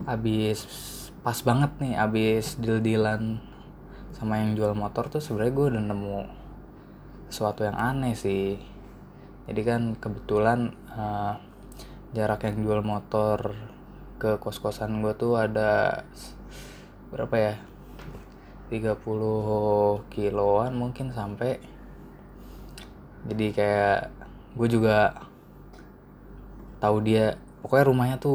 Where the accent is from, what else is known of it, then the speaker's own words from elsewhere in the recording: Karawang, West Java, Indonesia; plat nomornya itu T As Karawang kan gue juga asal Karawang